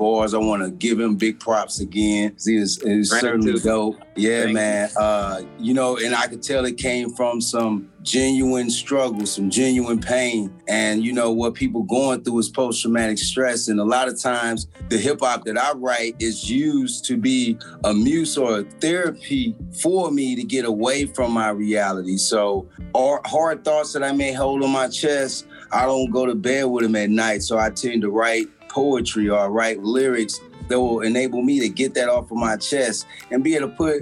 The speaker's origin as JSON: {"language": "English", "town": "St. Louis", "region": "Missouri", "country": "United States", "tie": "born or raised there", "said": "my community growing up in Matthew Dickey Boys and Girls Club"}